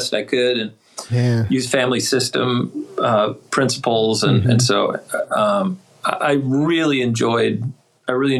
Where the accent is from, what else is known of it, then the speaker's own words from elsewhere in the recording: Duluth, Minnesota, United States; moved away as an adult; also born or lived in Springfield, Missouri / Delaware / West Virginia; now in Raleigh, United States; I'm originally from Duluth, Minnesota, and I've moved around quite a bit